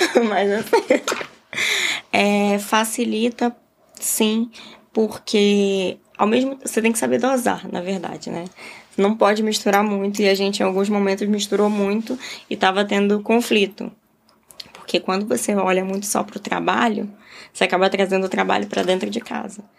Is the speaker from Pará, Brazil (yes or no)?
yes; Belém, Pará, Brazil; moved away as an adult; now in Rio de Janeiro, Brazil; mas eu saí de Belém, sou de Belém, Pará. Então eu saí de Belém, vim para o Rio